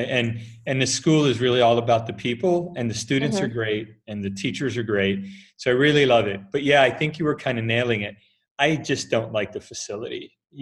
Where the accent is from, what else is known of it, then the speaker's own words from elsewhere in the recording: Italy; So, I speak Spanish, English, Italian, because I grew up in Italy.